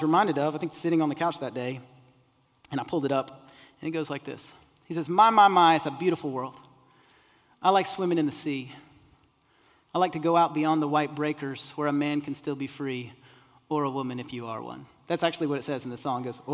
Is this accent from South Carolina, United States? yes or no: yes; Isle of Palms, South Carolina, United States; I grew up on the Isle of Palms